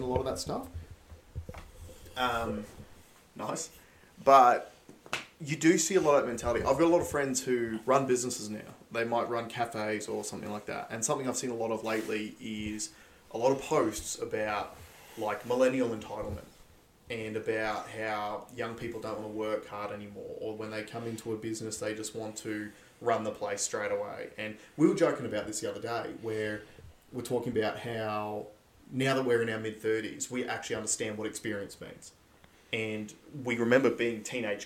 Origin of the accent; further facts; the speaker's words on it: Tamborine Mountain, Queensland, Australia; growing up on Tamari Mountain, small town